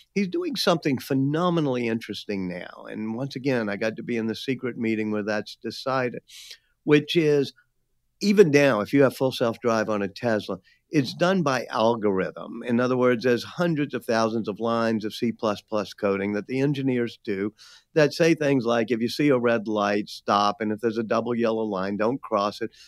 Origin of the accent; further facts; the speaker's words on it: New Orleans, Louisiana, United States; being back in my hometown of New Orleans